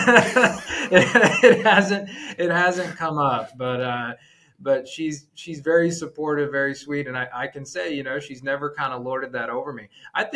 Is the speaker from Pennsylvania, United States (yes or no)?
no; Texas, United States; also born or lived in Washington, D.C. / Houston; Born and raised in Texas, went to A&M, lived abroad for a while, got a business degree out in DC, and then I wanted to move back home to Texas